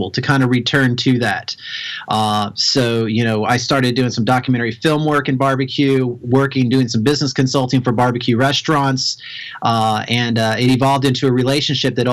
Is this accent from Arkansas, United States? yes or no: no; Kentucky, United States; I'm from Kentucky originally. My dad had a barbecue restaurant